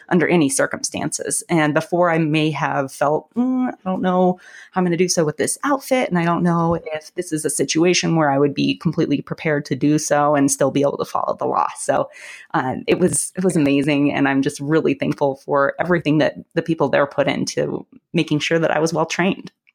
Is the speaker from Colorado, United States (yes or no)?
yes; about an hour north of Denver, Colorado, United States; I'm actually from Colorado. I grew up uh, about an hour north of Denver